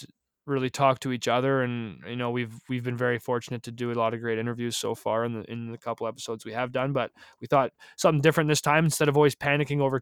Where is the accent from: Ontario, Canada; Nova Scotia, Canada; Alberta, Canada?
Alberta, Canada; Calgary; moved away as an adult; also born or lived in Lethbridge / Miramichi, New Brunswick; now in North Bay, Canada; I'm from Calgary.